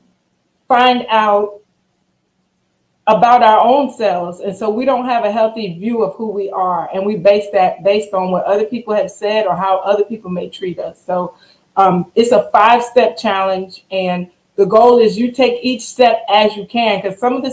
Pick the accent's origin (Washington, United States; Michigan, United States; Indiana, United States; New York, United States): New York, United States; Long Island; now in Louisiana, United States; I am born and raised in Long Island, New York, and have found my way here in Louisiana